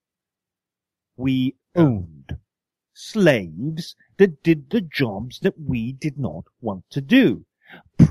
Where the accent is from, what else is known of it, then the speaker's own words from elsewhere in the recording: United Kingdom; moved away as an adult; now in United States; I'm British